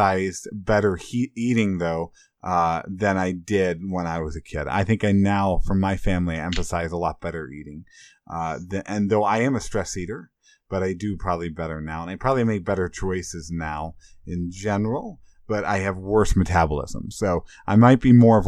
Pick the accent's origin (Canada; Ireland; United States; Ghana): United States; Illinois; I grew up in Illinois